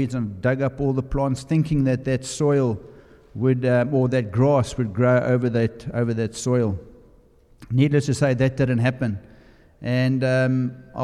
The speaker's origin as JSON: {"language": "English", "country": "South Africa", "moved": "yes", "said": "I'm from South Africa. You'll notice from my accent."}